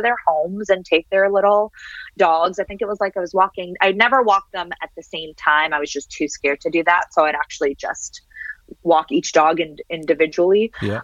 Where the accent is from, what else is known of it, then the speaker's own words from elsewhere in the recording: Toronto, Ontario, Canada; English is a second language; moved away as an adult; also born or lived in Syria / Switzerland / United States / France; I love Toronto. I love growing up in Toronto. I love growing up in Canada